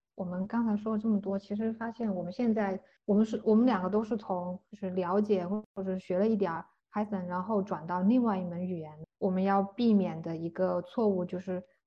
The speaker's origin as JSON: {"language": "Chinese", "country": "China", "moved": "as an adult", "said": "我们中国人的通病吧"}